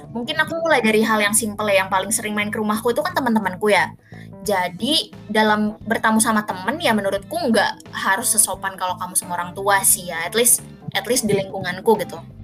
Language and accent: Indonesian; Jakarta, Indonesia; moved away as an adult; also born or lived in East Java; lahir dan besar di Jakarta